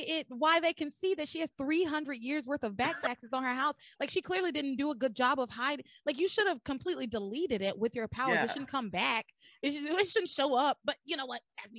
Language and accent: English; Tennessee, United States; Yeah, I grew up in Tennessee, so I know like there's a lot of that in Tennessee, in the South in general.